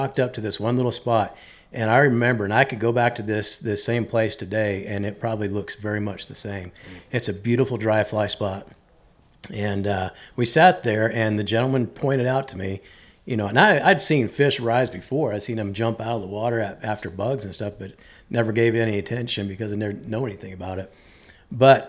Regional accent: Salt Lake City, Utah, United States; moved away; also born or lived in Western North Carolina; originally, I grew up in Salt Lake City, Utah.

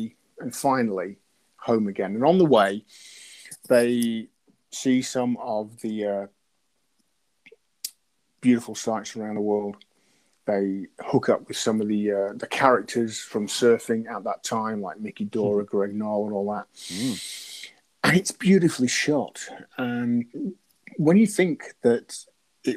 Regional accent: Lincolnshire, East Midlands, United Kingdom; I'm from Lincolnshire.

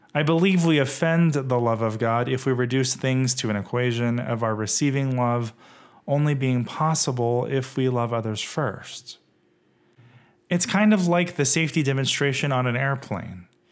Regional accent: West Texas, United States; now in Rancho Cucamonga, United States; Growing up in West Texas as a gay kid

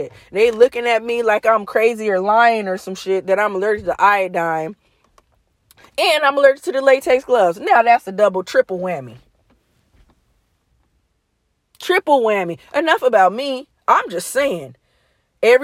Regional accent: United States; I'm from the United States

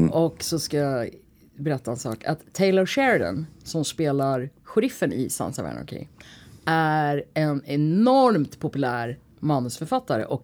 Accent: India; now in Sweden; Kanske också för att jag är från Indien.

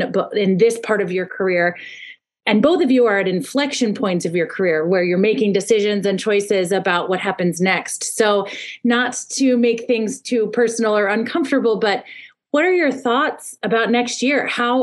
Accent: Indiana, United States; I'm from Indiana

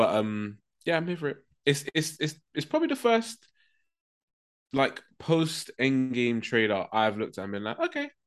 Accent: United Kingdom; we're British

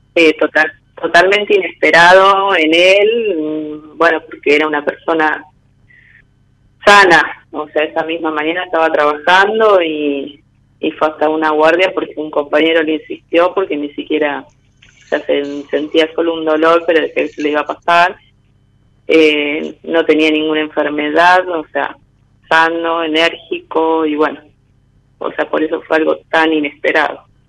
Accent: San Pedro, Buenos Aires Province, Argentina; de San Pedro, provincia de Buenos Aires

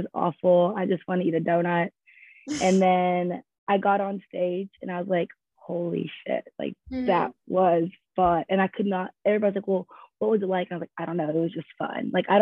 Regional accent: Louisville, Kentucky, United States; I'm from Louisville, Kentucky, but I went to school with Ashton at Western.

